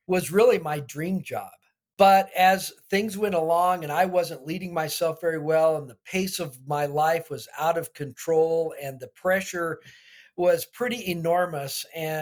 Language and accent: English; Albuquerque, New Mexico, United States; I actually grew up in Albuquerque, New Mexico